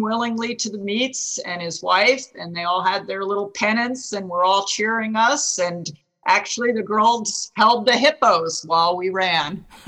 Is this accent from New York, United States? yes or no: no; New Jersey, United States; I grew up in New Jersey and West Point was only an hour away